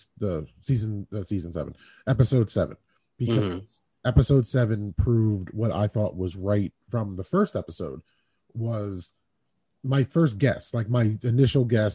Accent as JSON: {"language": "English", "country": "United States", "said": "I'm American."}